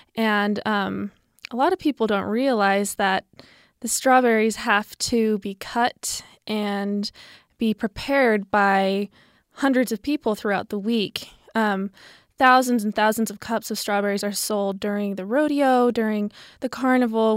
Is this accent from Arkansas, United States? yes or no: no; Pleasant Grove, Utah, United States; I'm from Pleasant Grove, Utah.